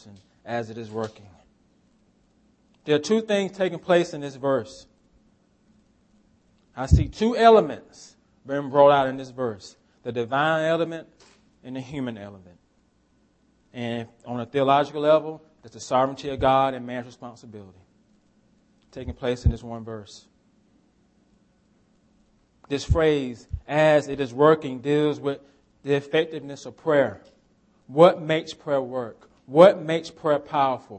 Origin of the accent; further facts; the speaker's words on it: United States; we're American